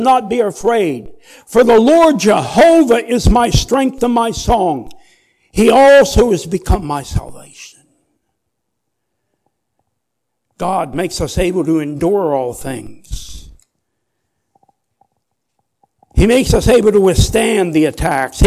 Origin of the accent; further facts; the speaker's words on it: United States; I grew up in America where if you wanted something, get your butt out there and work for it